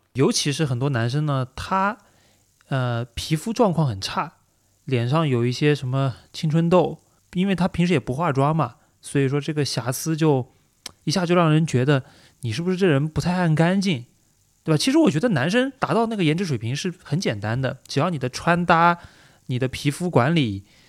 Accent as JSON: {"language": "Chinese", "region": "Anhui", "country": "China", "tie": "born or raised there", "moved": "yes", "said": "我们安徽老家"}